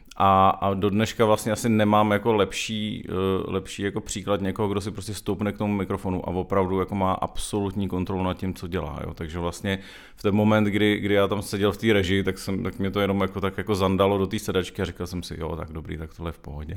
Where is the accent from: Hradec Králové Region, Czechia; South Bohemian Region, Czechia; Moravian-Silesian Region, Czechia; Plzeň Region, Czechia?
Hradec Králové Region, Czechia; Hradec Králové; moved away as an adult; now in Prague, Czech Republic; jsem většinu svýho dětského a mládežnického života, asi tak bych řekl, strávil v Hradci Králové